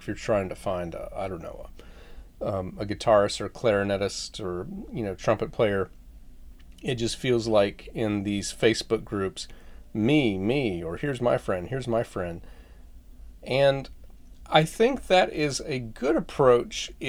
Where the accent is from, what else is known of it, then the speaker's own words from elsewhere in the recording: Florida, United States; When I was growing up in Florida, we had a fish pond